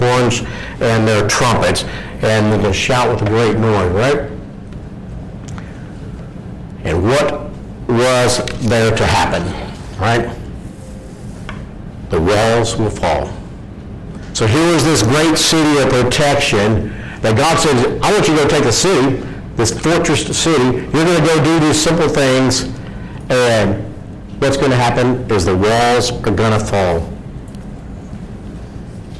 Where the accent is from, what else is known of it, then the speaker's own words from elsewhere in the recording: Louisiana, United States; I grew up in Louisiana, about a quarter mile from the North Gate entry of Barksdale Air Force Base